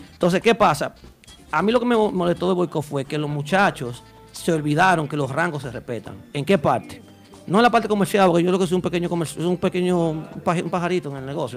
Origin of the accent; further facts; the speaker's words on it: Santo Domingo, Dominican Republic; yo soy de la capital